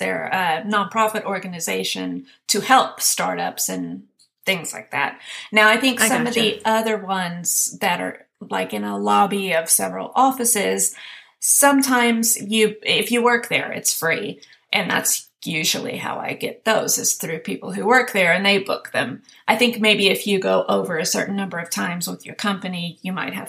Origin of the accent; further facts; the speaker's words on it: Sweden; English is a second language; So I just always say, I don't live in this country. Oh, where are you from? I'm from Sweden. Oh, your English is very good. Thank you.